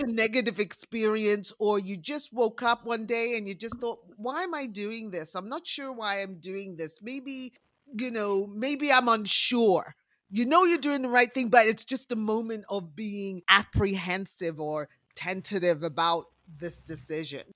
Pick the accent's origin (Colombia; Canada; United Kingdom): United Kingdom; England; I was uh, born and raised in England